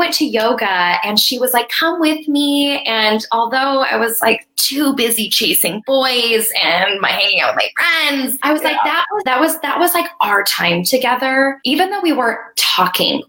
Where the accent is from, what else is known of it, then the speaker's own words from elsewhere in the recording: Colorado, United States; moved away as an adult; also born or lived in Arizona; I'm from Colorado and came to school at ASU